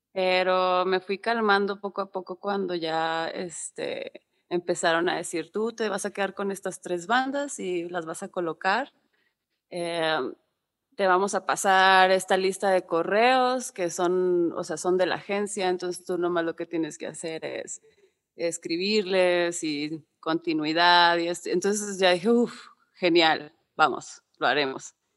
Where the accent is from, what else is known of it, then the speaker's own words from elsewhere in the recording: Monterrey, Nuevo León, Mexico; moved away as an adult; now in Mexico City, Mexico; soy de Monterrey, vivo, bueno, vivía allá toda mi vida. Hasta el 2015 me vine a Ciudad de México